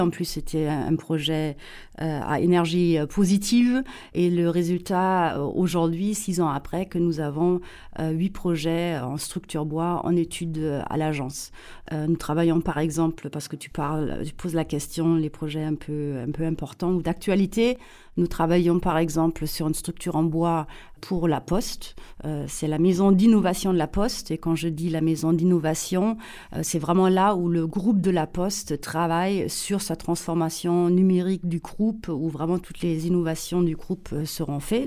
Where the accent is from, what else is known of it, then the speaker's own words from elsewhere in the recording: Saarbrücken, Saarland, Germany; accent: German; French is a second language; moved away as an adult; also born or lived in Paris; je suis allemande, mais allemande euh, née près de la frontière franco-allemande, à Saarbrücken. Euh, la frontière avec la France était à 800 mètres euh, de notre maison familiale.